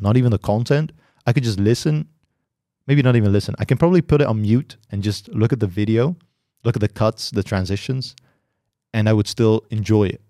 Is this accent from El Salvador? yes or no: no; Netherlands; I'm from the Netherlands.